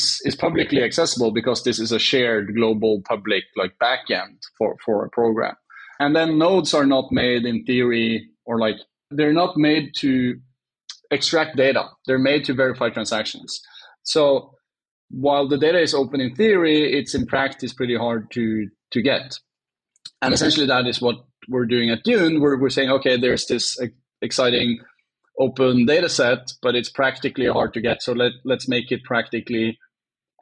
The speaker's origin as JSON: {"language": "English", "region": "Oslo", "country": "Norway", "tie": "born or raised there", "said": "I'm Norwegian. I grew up outside of Oslo"}